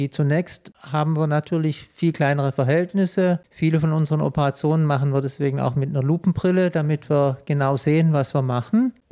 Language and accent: German; Baden-Württemberg, Germany; Also wenn Sie mich so fragen, ich komme